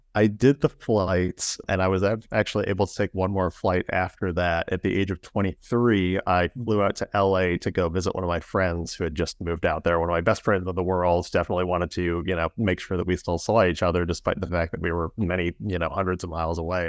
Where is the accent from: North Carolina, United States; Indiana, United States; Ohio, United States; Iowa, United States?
Indiana, United States; I'm from the Midwest here in the United States, from, uh, Indiana